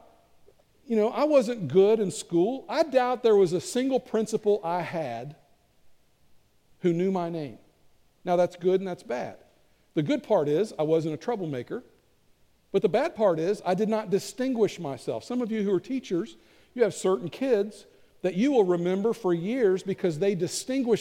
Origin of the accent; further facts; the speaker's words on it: Kentucky, United States; I'm from Kentucky